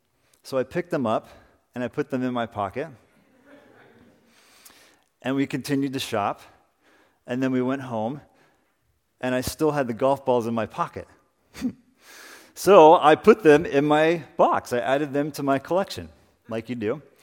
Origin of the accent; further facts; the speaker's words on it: Salinas, California, United States; I want us to begin this morning in the backyard of the house that I grew up in Salinas.